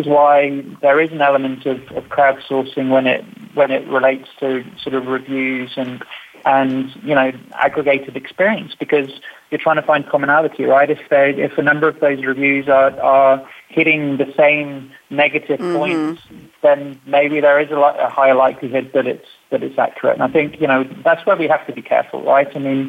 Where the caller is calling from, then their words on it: London, United Kingdom; So, I'm in a not so sunny London today.